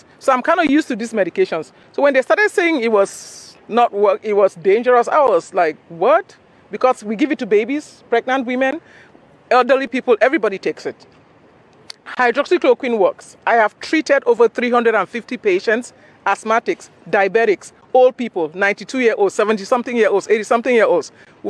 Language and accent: English; Cameroon; also born or lived in Nigeria; now in Houston, United States; I'm from Cameroon originally, and I went to medical school in Nigeria.